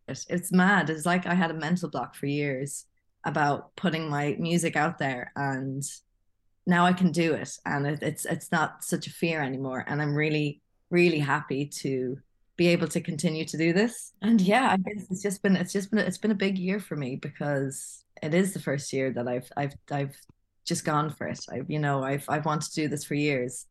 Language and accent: English; Longford, Leinster, Ireland; moved away as an adult; also born or lived in Thailand; Longford, where, from my hometown